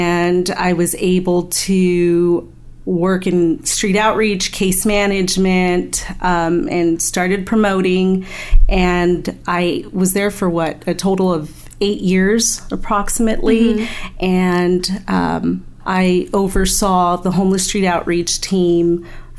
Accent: Riverside County, California, United States; we were both born and raised in Riverside County.

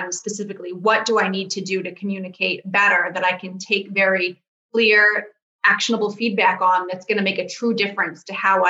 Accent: Boston, Massachusetts, United States; I'm from the Boston area

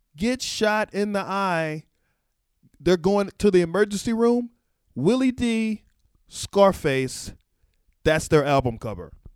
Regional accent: Texas, United States; born or raised there

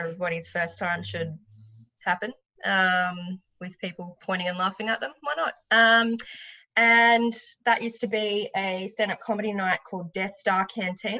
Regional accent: Noosa, Queensland, Australia; also born or lived in Melbourne, Victoria; I'm originally from the Sunshine Coast, sort of around the Noosa area, but I lived in Melbourne for six years

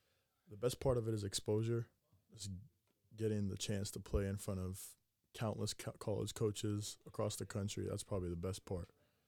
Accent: Sacramento, California, United States; also born or lived in Greece; Yeah, so I was born in Greece. Moved a bunch of times while my dad was playing. Moved to Sacramento. in fifth grade.

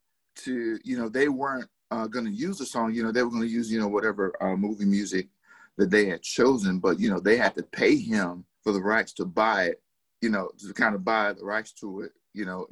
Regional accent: Durham, North Carolina, United States; I'm originally from Durham, North Carolina. Born and raised

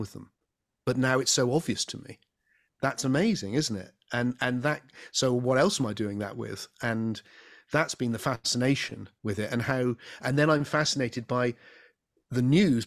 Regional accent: England, United Kingdom; I'm an Englishman. I live in the southwest of England.

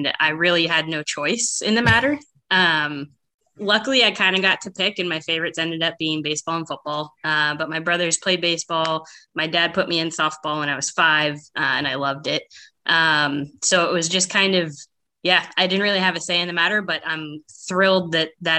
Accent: San Mateo, California, United States; also born or lived in Sacramento / Las Vegas; I grew up in San Mateo. It's pretty much halfway in between San Jose and San Francisco. Okay. So I was born and raised there

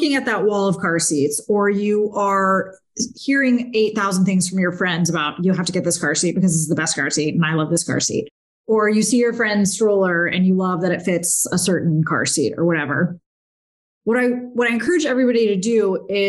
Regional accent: Naples, Florida, United States; also born or lived in Pittsburgh, Pennsylvania / Notre Dame, Indiana; I was born in Pittsburgh, but lived there for a very short time and then was raised in Naples

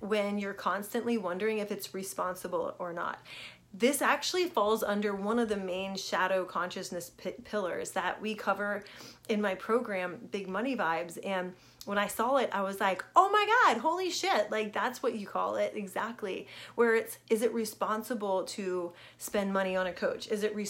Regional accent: Richmond, Virginia, United States; I grew up in Richmond, Virginia

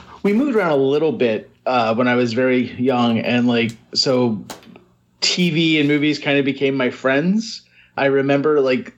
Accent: Northern Kentucky, United States; now in New York City, United States; I grew up in Northern Kentucky

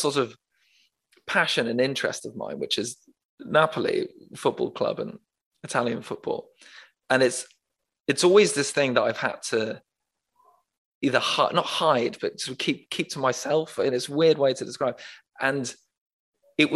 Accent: Manchester, North West England, United Kingdom; I was born in Manchester

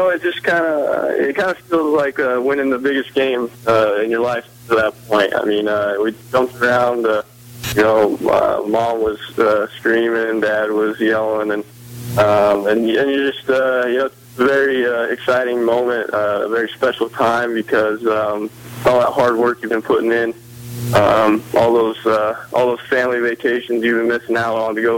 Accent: Wyoming, United States; moved away as an adult; also born or lived in Savannah, Georgia; I'm from Wyoming

